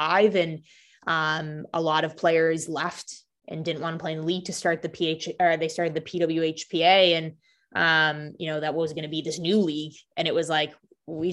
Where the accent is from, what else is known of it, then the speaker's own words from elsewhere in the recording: Canada; now in Boston, United States; I grew up in Canada and the only sport on TV is hockey.